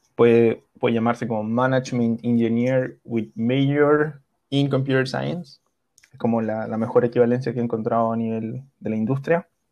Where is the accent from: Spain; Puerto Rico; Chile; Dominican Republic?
Chile; also born or lived in Milan, Italy; yo soy chileno, estudié mi universidad en Chile